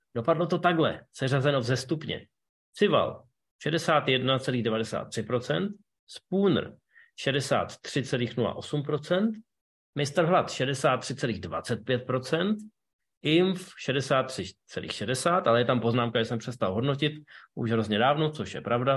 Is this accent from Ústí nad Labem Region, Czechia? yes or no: yes; Ústí nad Labem, Ústí nad Labem Region, Czechia; v Ústí nad Labem, mém rodném městě